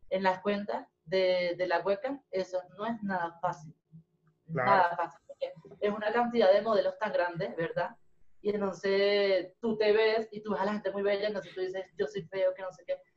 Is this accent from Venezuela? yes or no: yes; Venezuela; now in Bogotá, Colombia; yo no vine de Venezuela a Bogotá a trabajar